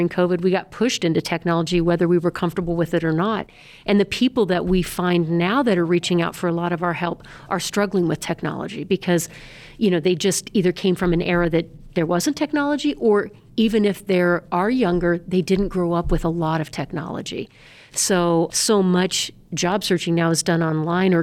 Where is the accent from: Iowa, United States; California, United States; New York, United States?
Iowa, United States; Des Moines; moved away as an adult; now in Larimer County, Colorado, United States; I'm from born and raised in Des Moines, Iowa.